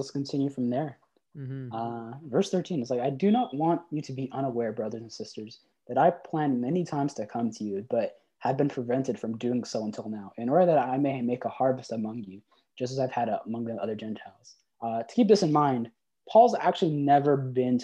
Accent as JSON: {"language": "English", "region": "Manitoba", "country": "Canada", "moved": "yes", "said": "I'm originally from Manitoba"}